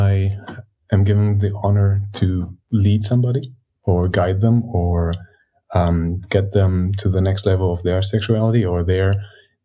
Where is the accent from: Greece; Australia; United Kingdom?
Greece; now in Germany; I grew up in Greece and I live in Germany